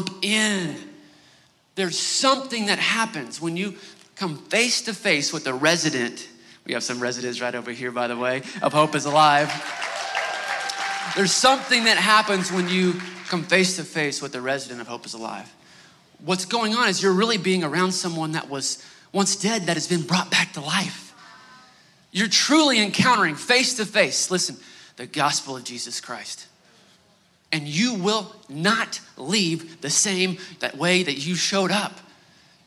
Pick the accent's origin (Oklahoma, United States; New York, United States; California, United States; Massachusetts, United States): Oklahoma, United States; Northeast; We're both from Northeast Oklahoma